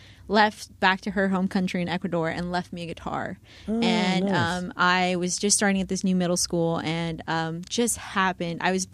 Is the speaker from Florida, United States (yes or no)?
yes; Miami, Florida, United States; I grew up in Miami, was born and raised in Miami